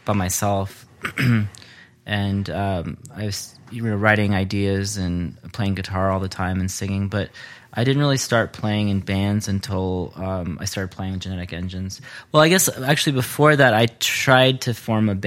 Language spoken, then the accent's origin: English; Temple, Texas, United States; moved away as an adult; also born or lived in Austin, Texas; now in Denver, United States; I grew up in Central Texas, a town called Temple, and I moved to Austin to go to college, and I lived in Austin for a few years before I moved to Denver